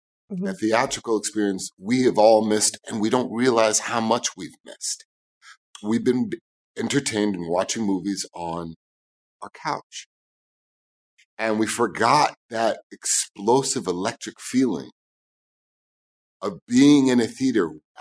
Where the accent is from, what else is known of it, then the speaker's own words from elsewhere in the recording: New York City, New York, United States; I grew up in New York City